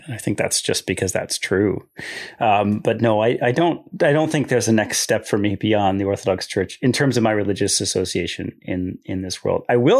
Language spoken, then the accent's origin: English; Michigan, United States; I grew up in Southeast Michigan, and this is not an exaggeration. It's not a Sarah Palin joke. You can literally see Canada. You can see Windsor from the house I grew up in through the window in the attic.